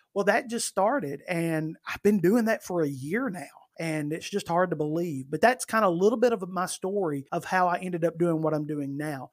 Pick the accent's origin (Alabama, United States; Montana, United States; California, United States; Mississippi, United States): Alabama, United States; northern; moved away as an adult; now in Birmingham, United States; I have always lived in Alabama. I have not always lived in Birmingham. Birmingham, for those that may not know, is in the central part of the state. I was born and raised in the northern part